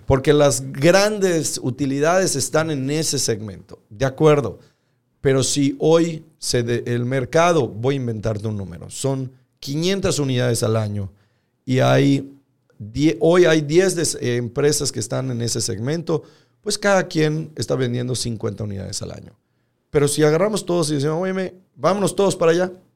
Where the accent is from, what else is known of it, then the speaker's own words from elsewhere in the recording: Yucatán, Mexico; como yucatecos